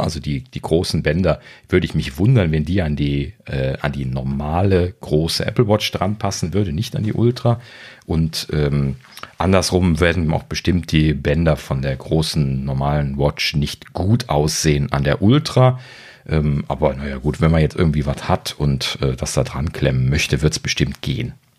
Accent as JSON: {"language": "German", "country": "Germany", "said": "als Deutsche"}